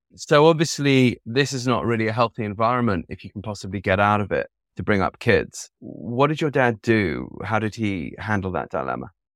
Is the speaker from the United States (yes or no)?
no; London, United Kingdom; I was brought up in London